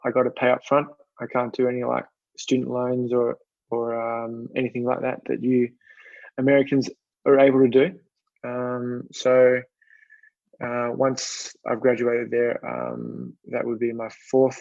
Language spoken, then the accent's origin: English; Sydney, New South Wales, Australia; moved away as an adult; also born or lived in Manly; now in Baltimore, United States; I grew up on Sydney's northern beaches in a little beach town called Collaroy.